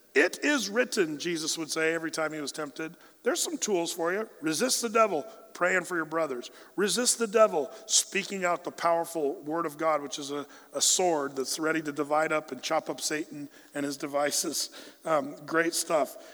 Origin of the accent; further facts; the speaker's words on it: Southern Oregon, United States; we grew up in Southern Oregon